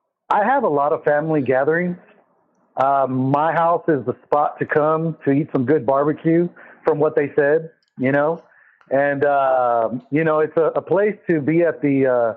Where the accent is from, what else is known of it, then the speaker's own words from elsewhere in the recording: California, United States; now in Dallas, United States; So I was born in Dallas, Texas, right up Parkland Hospital. And when I was 5 years old, I moved to California.